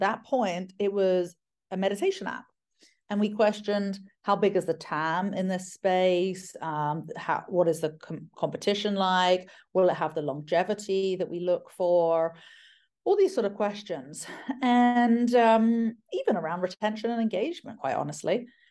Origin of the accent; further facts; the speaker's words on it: United Kingdom; moved away; I'm British